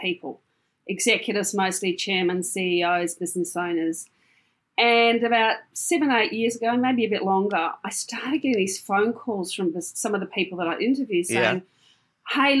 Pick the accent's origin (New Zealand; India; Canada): New Zealand; Palmerston North, Manawatū-Whanganui; I grew up in a little town in New Zealand called Palmerston North